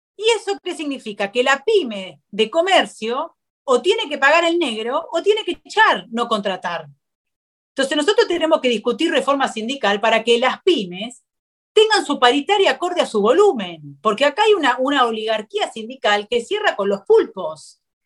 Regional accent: Argentina; como argentinos

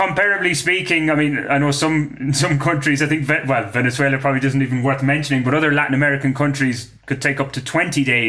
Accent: Ireland; I am Irish

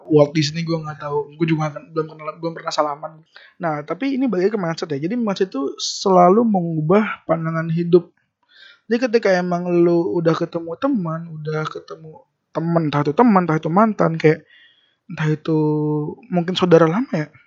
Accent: Depok, West Java, Indonesia; born there; alasan kenapa kita lahir di negara ini dan ada alasan kenapa kita lahir di Depok gitu

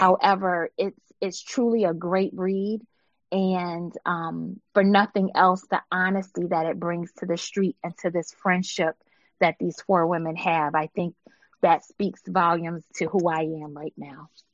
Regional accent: Buffalo, New York, United States; now in Michigan, United States; growing up in Buffalo

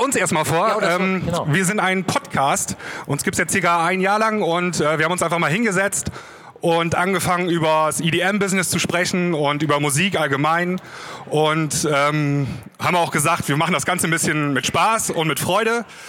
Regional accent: the Northwest, northwest Germany, Germany; bei mir da oben im Nordwesten, wo ich herkomme

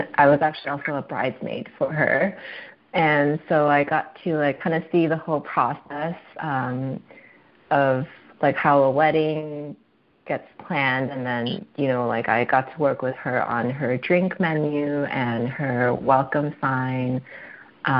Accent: Bay Area, California, United States; moved away as an adult; now in San Diego, United States; I'm originally from the Bay Area

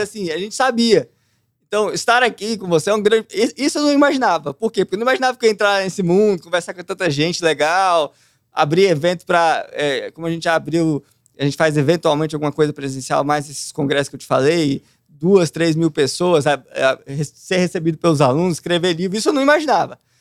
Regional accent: Brasília, Federal District, Brazil; Nasci lá, Nascido, cresci criado. lá. Só o tempo que eu morei fora, né? Que é aí que eu passei distante, mas o resto eu fiquei em Brasília

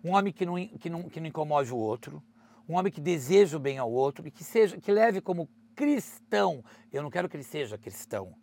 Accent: Brazil; sou brazuca, gente, eu sou brasileiro

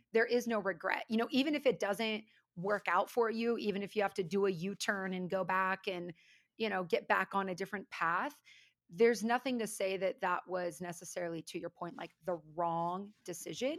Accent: California, United States; also born or lived in Florida; I'm actually a West Coast girl, pretty much born and raised in California

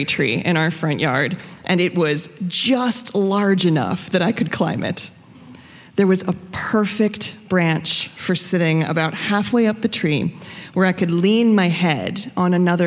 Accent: Frederick, Maryland, United States; I grew up here in Frederick

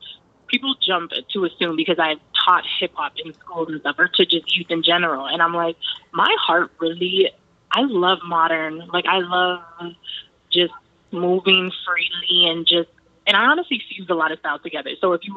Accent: Cambridge, Massachusetts, United States; I'm from Cambridge. I was raised here.

